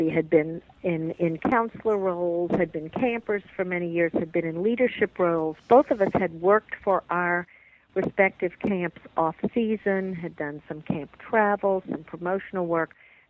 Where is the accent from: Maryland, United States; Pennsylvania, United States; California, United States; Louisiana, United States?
Louisiana, United States; New Orleans; moved away as an adult; now in North Carolina, United States; David and I both grew up in New Orleans